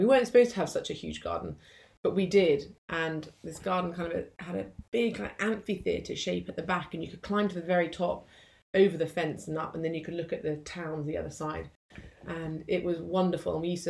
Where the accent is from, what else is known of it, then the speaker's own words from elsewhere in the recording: Hong Kong; And I had a wonderful life growing up in Hong Kong.